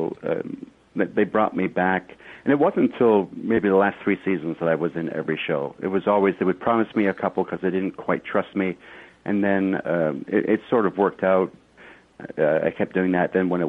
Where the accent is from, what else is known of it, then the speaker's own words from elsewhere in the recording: Kilmarnock, Scotland, United Kingdom; born there; Yeah, I was born in Kilmarnock, Scotland, quite a few years ago.